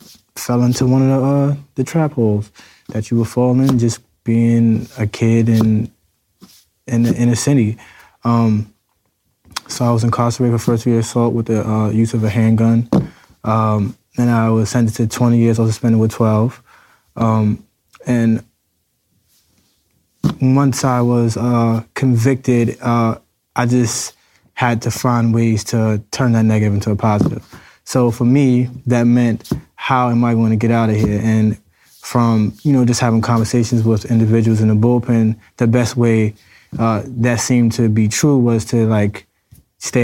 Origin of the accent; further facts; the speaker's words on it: New York City, New York, United States; I'm from the Bronx, New York